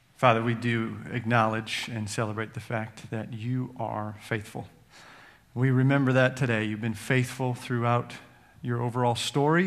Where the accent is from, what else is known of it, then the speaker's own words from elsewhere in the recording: Edmonton, Alberta, Canada; moved away as an adult; also born or lived in Cincinnati, United States; now in United States; my home, uh, my hometown in Edmonton, Canada